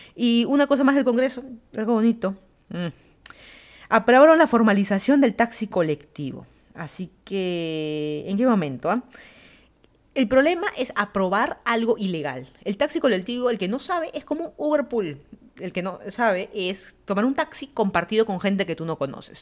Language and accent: Spanish; Lima, Peru; moved away as an adult; also born or lived in Miami, Florida; now in Fairfax County, Virginia, United States; yo soy de Lima, Perú. Me mudé a Estados Unidos, llevan a ser ya cuatro años casi